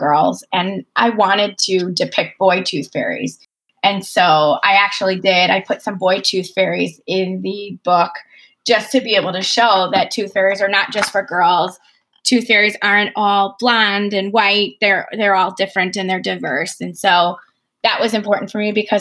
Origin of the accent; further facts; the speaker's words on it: Chicago, Illinois, United States; I've been writing for Chicago Parent, which is in my hometown